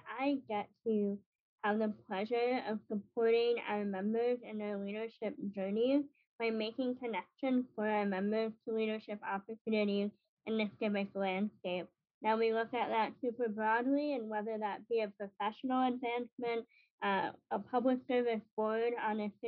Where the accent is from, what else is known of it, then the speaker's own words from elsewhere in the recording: New York City, New York, United States; now in Chicago, United States; I'm actually originally from Brooklyn, New York, so I am a transplant to Chicago